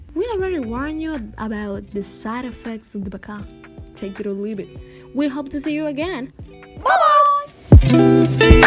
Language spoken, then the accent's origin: English; Dominican Republic; We are from Dominican Republic